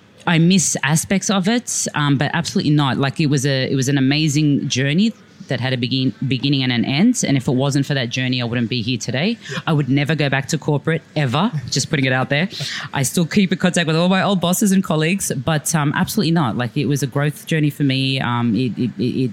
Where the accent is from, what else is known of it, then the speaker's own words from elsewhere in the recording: Sydney, New South Wales, Australia; also born or lived in Dubai; I was like a dyslexic first generation Australian growing up in Blacktown